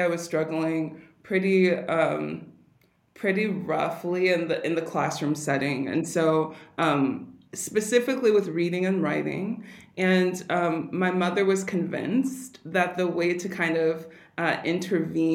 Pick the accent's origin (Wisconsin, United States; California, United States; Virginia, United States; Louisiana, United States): California, United States; Pasadena; I'm originally from California.